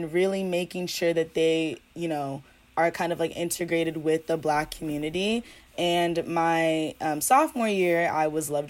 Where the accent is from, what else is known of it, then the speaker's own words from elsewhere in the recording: Ghana; You know, I'm African, I'm Ghanaian, and I've never had, you know, other African friends like this.